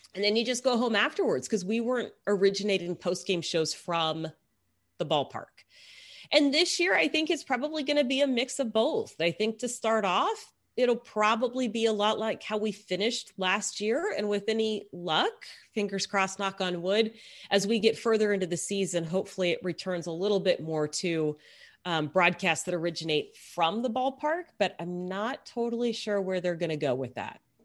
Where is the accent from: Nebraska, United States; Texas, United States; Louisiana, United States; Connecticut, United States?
Texas, United States; I grew up in Texas